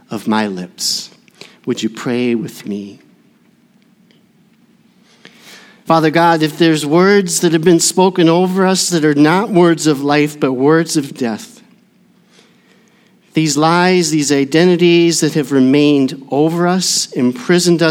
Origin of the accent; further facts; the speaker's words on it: Burnsville, Minnesota, United States; my hometown of Burnsville